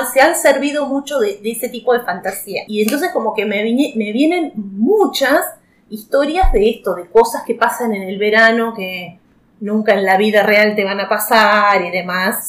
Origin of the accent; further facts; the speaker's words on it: Viedma, Río Negro, Argentina; de acá, de, de, de, mi, de mi pueblo